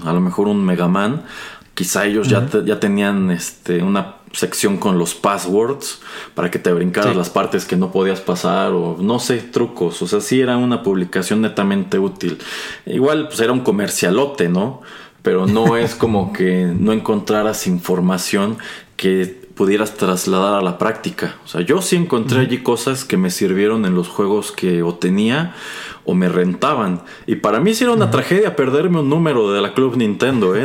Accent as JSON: {"language": "Spanish", "country": "Mexico", "tie": "born or raised there", "said": "crecimos jugando eh, videojuegos en México en los años 90"}